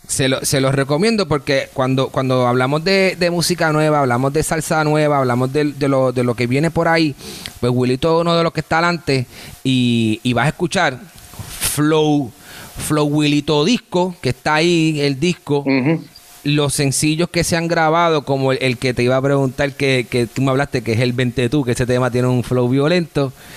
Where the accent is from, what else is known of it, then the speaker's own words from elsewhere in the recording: Puerto Rico; now in Miami, United States; yo soy de Puerto Rico